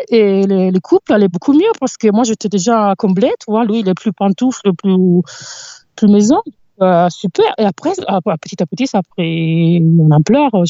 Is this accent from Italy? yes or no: yes; near Milan, Lombardy, Italy; French is a second language; moved away as an adult; also born or lived in southern Italy / United States / Netherlands / Montpellier, France; now in France; J'ai grandi en Italie